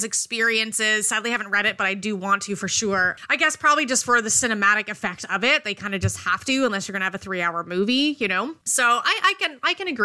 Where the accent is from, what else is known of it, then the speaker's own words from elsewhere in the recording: Canada; we are Canadian